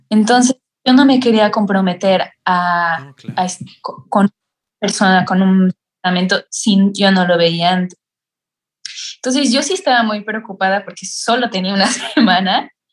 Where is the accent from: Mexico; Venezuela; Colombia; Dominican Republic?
Mexico; moved away as an adult; now in Italy; soy una estudiante mexicana